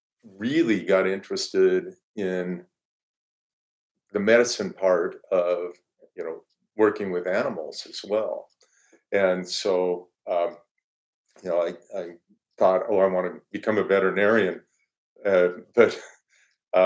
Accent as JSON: {"language": "English", "town": "Denver", "region": "Colorado", "country": "United States", "tie": "born or raised there", "said": "I grew up in Denver area and in Colorado"}